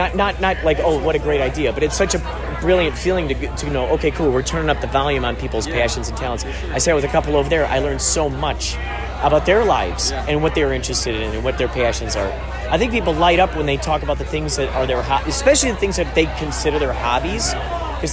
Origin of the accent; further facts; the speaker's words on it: Los Angeles, California, United States; Oh, Los Angeles.